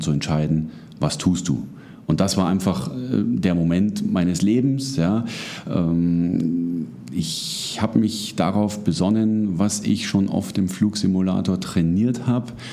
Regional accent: Munich, Bavaria, Germany; ich komme aus München.

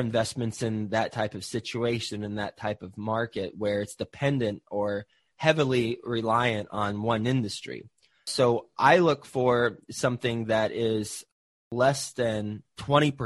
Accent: Fort Worth, Texas, United States; also born or lived in Flint, Michigan / Houston, Texas; I was born in Flint, Michigan, but my family moved from Flint, Michigan to Houston, actually. And then we moved to Fort Worth, Texas, where I grew up for most of my life.

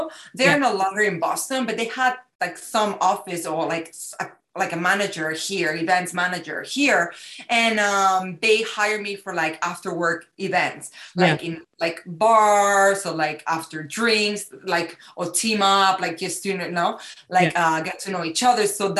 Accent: Spain; now in United States; it's like a little extra ingredient that it's mixing America, what I learned here, plus who I am from Spain.

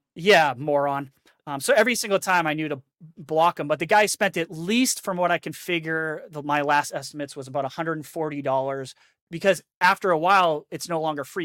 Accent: New Hampshire, United States; also born or lived in the South (US); now in the South, United States; I'm from New Hampshire, so I used to do a lot of ice fishing too

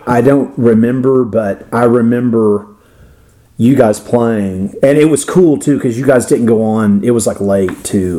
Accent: Florida, United States; accent: Florida; my Florida accent.

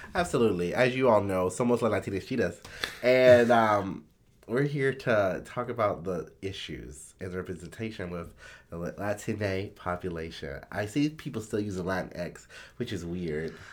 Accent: the South, United States; I'm from the South

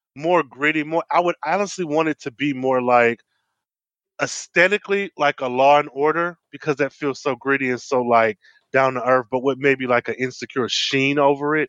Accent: Midwest, United States; I'm from the Midwest

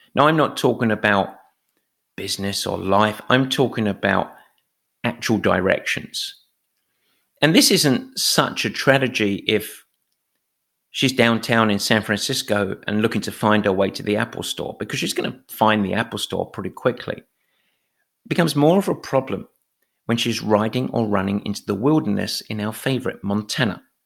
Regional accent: England, United Kingdom; as an Englishman

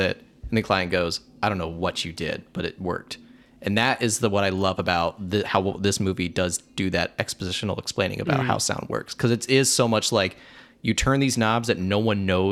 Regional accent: Huntington, Indiana, United States; I'm from Huntington.

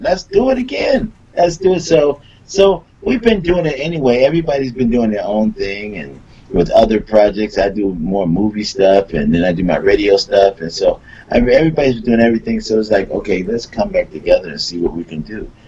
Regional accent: Philadelphia, Pennsylvania, United States; moved away; I'm from Philly

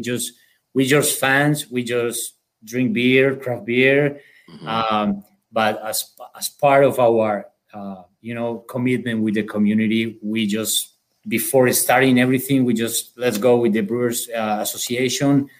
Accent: Colombia; accent: South American; moved away as an adult; now in United States; I'm from Colombia. Um, okay. So uh, I came here in 2015 in order to work with this company

